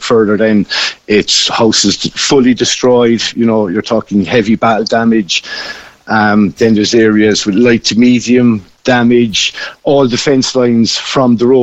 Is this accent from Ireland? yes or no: yes; Cobh, Munster, Ireland; now in Kishkeam, Ireland; I'm originally from Cove